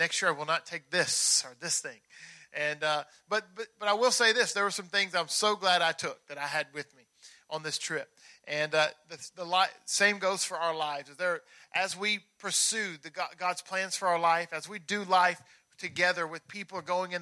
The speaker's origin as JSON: {"language": "English", "region": "Tennessee", "country": "United States", "said": "I'm from Tennessee"}